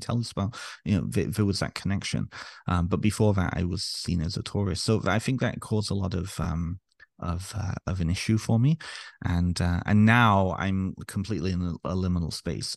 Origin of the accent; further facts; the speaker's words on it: Ontario, Canada; also born or lived in North Wales, United Kingdom; I grew up in Ontario, Canada